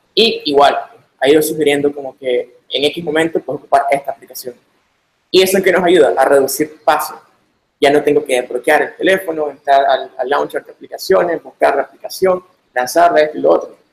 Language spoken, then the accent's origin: Spanish; Managua, Nicaragua; soy de Managua, Nicaragua